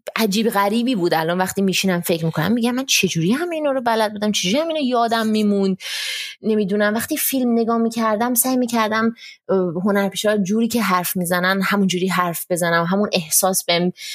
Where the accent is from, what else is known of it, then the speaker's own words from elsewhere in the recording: Iran; also born or lived in Germany; now in India; همه تو هند میدونن من ایرانیم و من خیلی برام مهمه که همه بدونن من ایرانیم